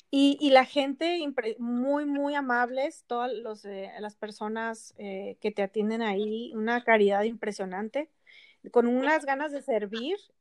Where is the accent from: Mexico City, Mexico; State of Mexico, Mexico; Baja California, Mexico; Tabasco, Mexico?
Baja California, Mexico; Ensenada; now in Chula Vista, United States; yo soy de Ensenada, originaria, y mi esposo también, y vivimos aquí en Chulavista